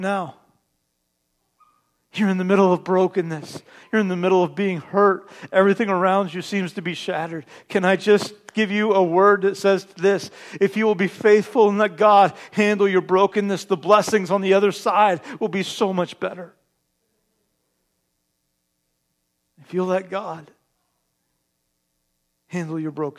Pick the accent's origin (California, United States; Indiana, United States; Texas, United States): Indiana, United States; Terre Haute; moved away; also born or lived in East Alton, Illinois; My family and I, some of you know, we're from Terre Haute, Indiana